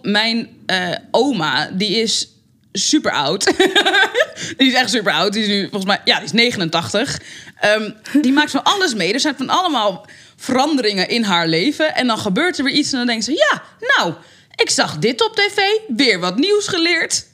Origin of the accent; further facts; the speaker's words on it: Amsterdam, North Holland, Netherlands; En ik ben opgegroeid in de Belmer.